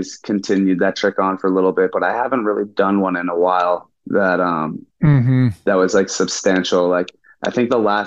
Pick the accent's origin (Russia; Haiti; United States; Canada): Canada; Ontario; growing up in Canada